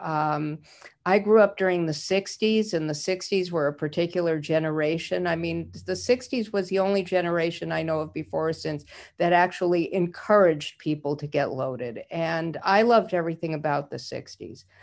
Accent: Idaho, United States; I'm a Jew from Idaho

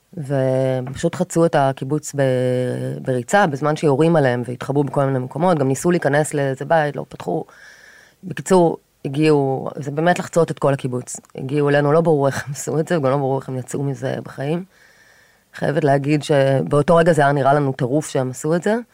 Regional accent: Kfar Aza, Southern District, Israel; moved away as an adult; now in Tel Aviv, Israel; נולדתי וגדלתי בקיבוץ כפר עזה

